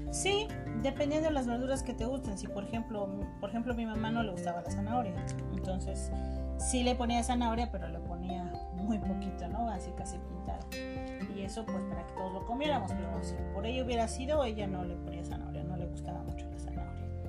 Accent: Chiapas, Mexico; en mi tierra yo soy de Chiapas

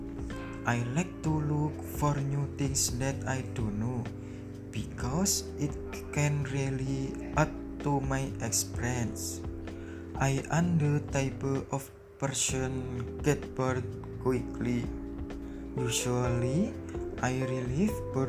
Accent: Demak, Central Java, Indonesia; also born or lived in Surakarta; I was born in Demak, January 22, 2001. I live in Buatorjo, Wonosalam, Demak, Central Java.

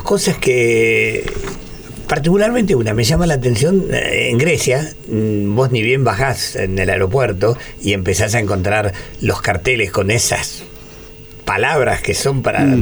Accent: Argentina; los argentinos somos eh, unos italianos que hablamos español

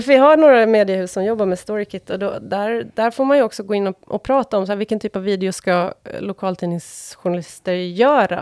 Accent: Åland Islands; accent: åländska; now in Stockholm, Sweden; när jag växte upp på Åland

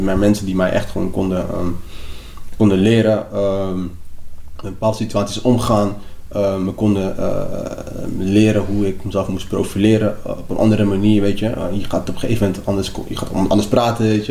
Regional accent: Papendrecht, South Holland, Netherlands; also born or lived in Lagos, Nigeria / Rotterdam; mijn school waar ik ben opgegroeid in Papendrecht

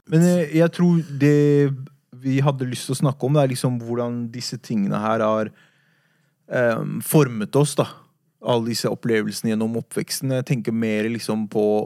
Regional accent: Oslo, Norway; Jeg har vokst opp på Furuset

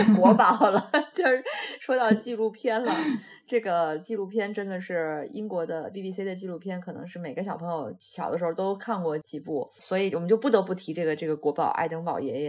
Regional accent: Shandong, China; moved away; 我是山东的，那我们那个其实很早以前就是每年有多少多少禁鱼期

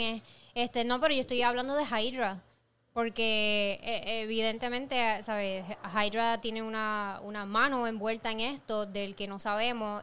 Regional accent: Puerto Rico; yo como mujer puertorriqueña, latinoamericana

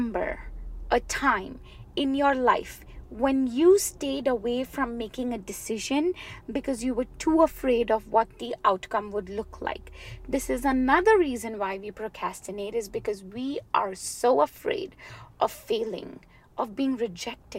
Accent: India; born and raised in India

